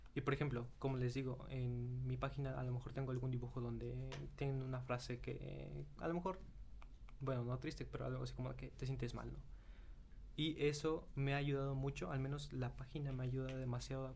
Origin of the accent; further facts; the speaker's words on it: Mexico; soy de México.